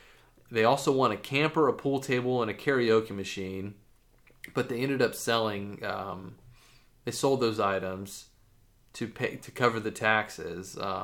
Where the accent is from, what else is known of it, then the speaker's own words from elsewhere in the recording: Troy, Ohio, United States; I'm from Troy, Ohio, and I live in a small town.